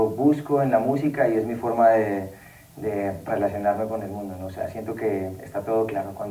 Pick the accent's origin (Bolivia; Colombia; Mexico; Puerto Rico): Colombia; soy músico de Colombia.